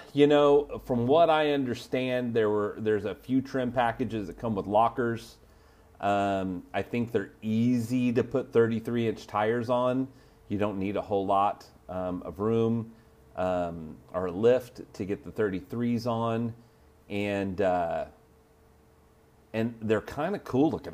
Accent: Oklahoma, United States; I'm from Oklahoma

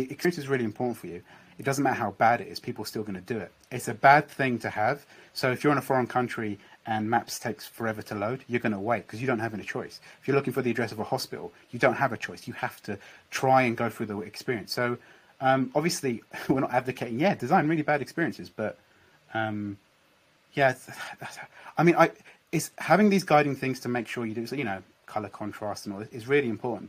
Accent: United Kingdom; now in London, United Kingdom; I'm British, I was obviously traveling around London, even though I live in London

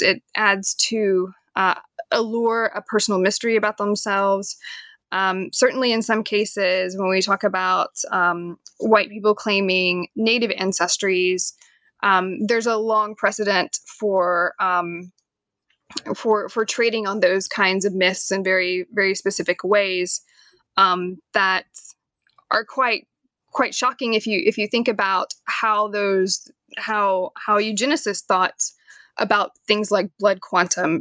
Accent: Knoxville, Tennessee, United States; moved away as an adult; now in Staunton, United States; I am from Knoxville, Tennessee

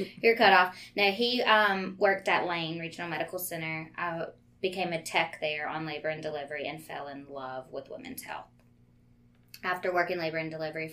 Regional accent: Baton Rouge, Louisiana, United States; also born or lived in Hammond, Louisiana; now in Watson, United States; I was born in Hammond, lived there for a very short while, moved to Baton Rouge to be closer to y'all

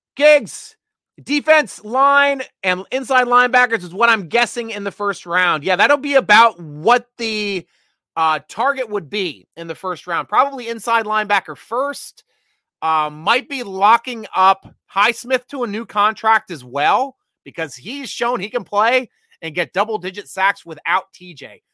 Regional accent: Williamsport, Pennsylvania, United States; also born or lived in Baltimore-DC area; now in Frederick, Maryland, United States; I'm from Little League World Series territory up in Williamsport, Pennsylvania. That's where I was born and raised. Spent my elementary school years up in Williamsport area.

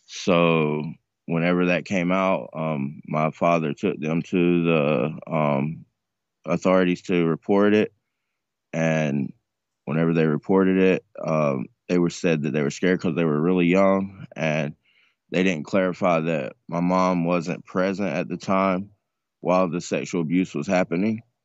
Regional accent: North Carolina, United States; moved away; also born or lived in Tampa; I'm originally from North Carolina, but I went to Tampa in two thousand and six

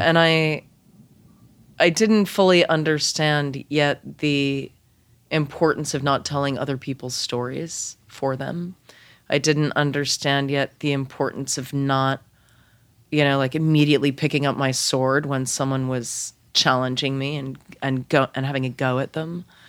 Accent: Lexington, Massachusetts, United States; also born or lived in Boston; I grew up in Lexington

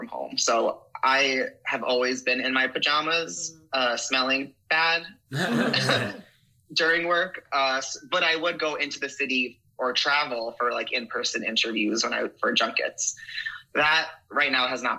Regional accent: Paramus, New Jersey, United States; also born or lived in Lyndhurst, New Jersey; I'm a Jersey kid

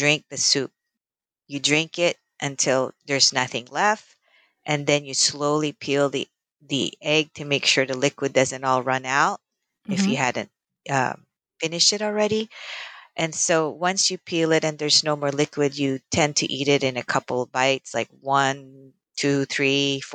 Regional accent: Philippines; now in United States; I grew up in the Philippines around the 70s

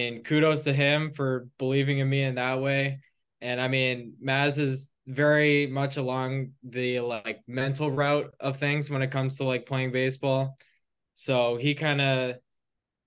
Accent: Burlington, Ontario, Canada; I'm from Burlington, Ontario. It's like 30 minutes from Toronto

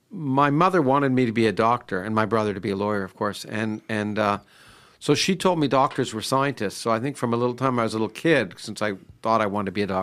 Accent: Toronto, Ontario, Canada; also born or lived in United States; I grew up in Canada.

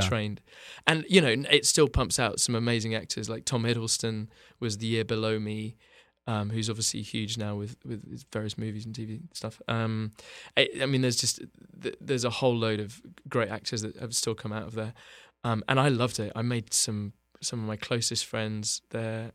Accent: Bath, South West England, United Kingdom; born or raised there; moved away as an adult; now in Los Angeles, United States

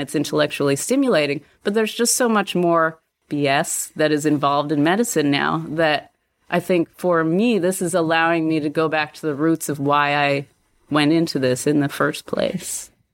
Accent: Canada; moved away as an adult; also born or lived in Krakow, Poland; I grew up in Canada.

